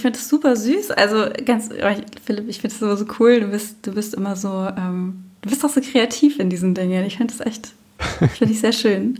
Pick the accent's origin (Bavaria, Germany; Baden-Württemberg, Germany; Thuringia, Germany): Bavaria, Germany; Munich; also born or lived in Heidelberg; für mich war ganz klar München meine Heimat